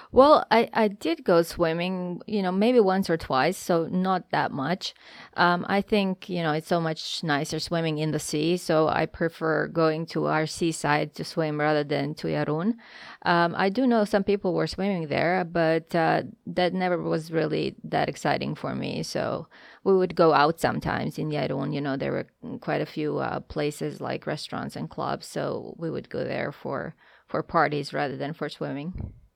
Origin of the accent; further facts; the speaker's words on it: Zagreb, City of Zagreb, Croatia; moved away as an adult; also born or lived in Hudson, New Hampshire; now in Los Angeles, United States; I was born in Zagreb, uh, as were my parents